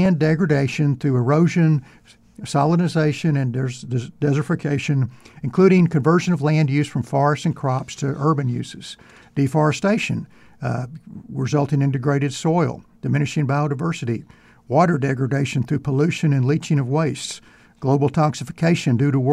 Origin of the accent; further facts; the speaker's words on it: East Texas, United States; I'm from East Texas